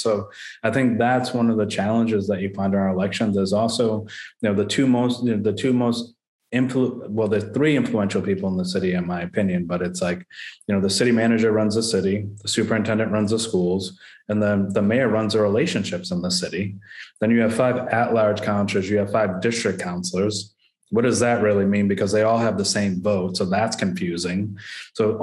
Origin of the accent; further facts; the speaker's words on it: Worcester, Massachusetts, United States; I grew up in the Great Brook Valleys and the Lincoln Villages of the world between, you know, kindergarten and seventh, eighth grade